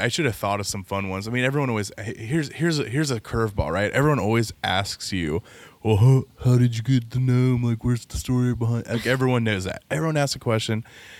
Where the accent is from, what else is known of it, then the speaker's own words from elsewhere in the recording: Cincinnati, Ohio, United States; I grew up in the Eagles and the Ambets all around Cincinnati.